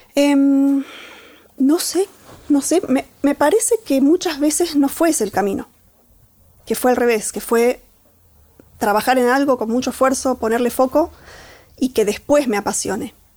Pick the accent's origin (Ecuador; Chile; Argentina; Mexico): Argentina; Catamarca; moved away; soy de Catamarca, de un pueblito, que, digamos, ahí subyacente, parte de mí, hay unos primeros años de vida en donde aprendí a andar a caballo casi al mismo tiempo que caminar